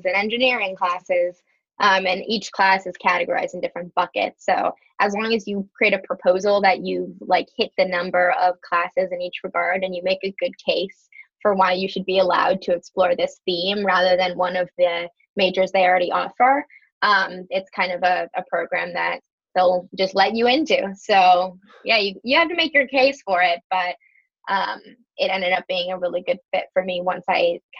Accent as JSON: {"language": "English", "town": "Minneapolis", "region": "Minnesota", "country": "United States", "also_born_or_lived": "Evanston", "moved": "as an adult", "lives_now": "Chicago, United States", "said": "I'm actually from Minneapolis originally, just outside Minneapolis in Minnesota"}